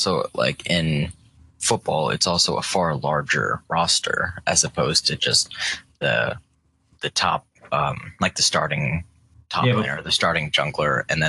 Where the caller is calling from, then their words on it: North Carolina, United States; I'm calling from North Carolina.